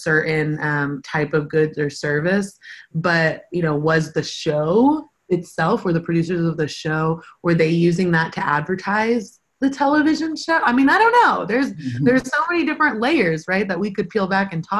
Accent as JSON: {"language": "English", "town": "Euless", "region": "Texas", "country": "United States", "tie": "born or raised there", "said": "I grew up in Euless, which is in the Mid-Cities area"}